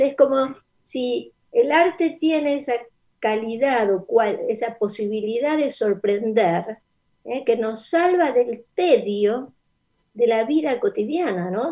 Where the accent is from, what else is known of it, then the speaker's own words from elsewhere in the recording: Mendoza, Argentina; first language Spanish; moved away; also born or lived in Rosario / United States; viví en Mendoza, eso es la, respuesta es que mi infancia es en Mendoza.